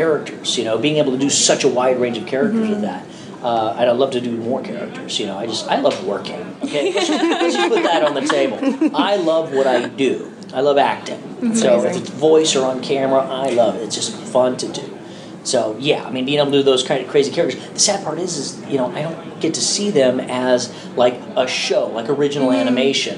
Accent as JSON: {"language": "English", "region": "Texas", "country": "United States", "said": "I'm from Texas."}